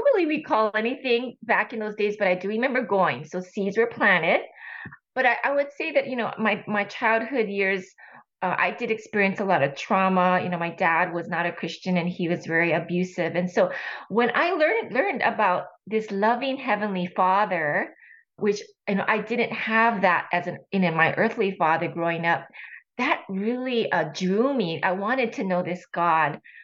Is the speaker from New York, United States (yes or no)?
no; Honolulu, Hawaii, United States; moved away as an adult; also born or lived in California; I was born and raised in Honolulu, Hawaii